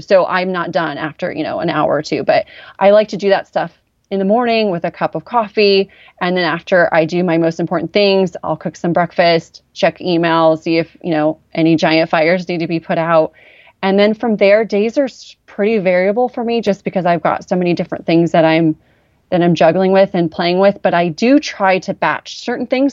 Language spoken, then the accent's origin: English; Orange County, California, United States; I grew up in Orange County, but I personally felt poor